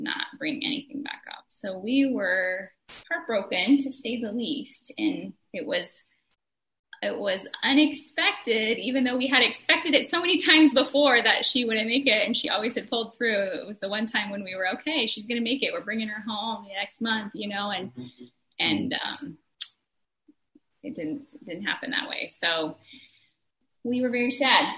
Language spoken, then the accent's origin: English; Oregon, United States; moved away as an adult; also born or lived in Ohio; we are from Oregon originally